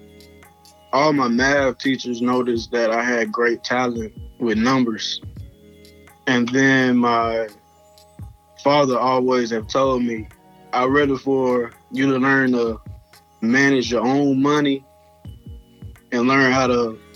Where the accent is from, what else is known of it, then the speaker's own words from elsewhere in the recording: Houston, Texas, United States; moved away as an adult; now in Mississippi, United States; I'm originally from Houston, Texas. Moved down here in Mississippi to go to school